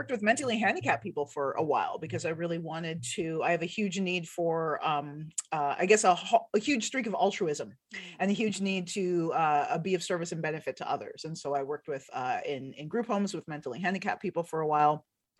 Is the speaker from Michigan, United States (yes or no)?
yes; Detroit, Michigan, United States; also born or lived in Washington, D.C.; So I was born in Washington, D.C., and my family moved all over the United States. And so I ended up in Detroit when I was around 12, Detroit, Michigan. And then, so I spent my adolescence there and then my early adulthood.